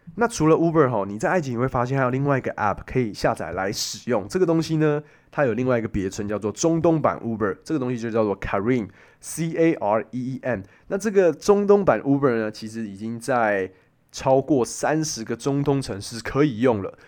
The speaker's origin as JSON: {"language": "Chinese", "country": "Taiwan", "said": "我们台湾人拿我们的护照"}